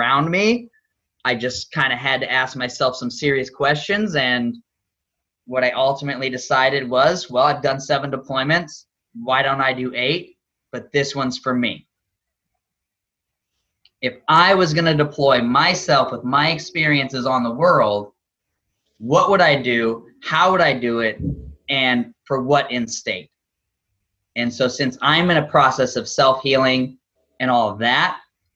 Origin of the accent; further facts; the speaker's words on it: Southern Illinois, United States; I grew up in Southern Illinois, no ocean, no real water, corn, cows, woods